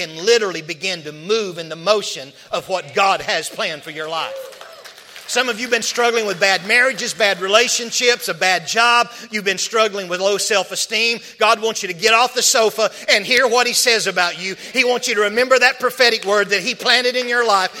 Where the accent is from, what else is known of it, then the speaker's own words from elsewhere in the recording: Arkansas, United States; I'm from Arkansas